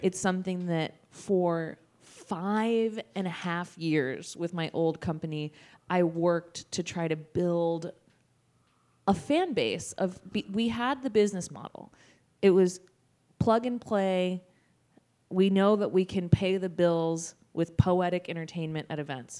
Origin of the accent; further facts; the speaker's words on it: Sacramento, California, United States; also born or lived in San Francisco; I'm from Sacramento.